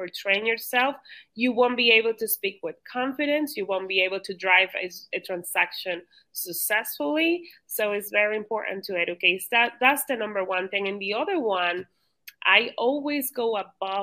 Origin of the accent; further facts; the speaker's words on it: Dominican Republic; now in Cape Coral, United States; I originally was born in the Dominican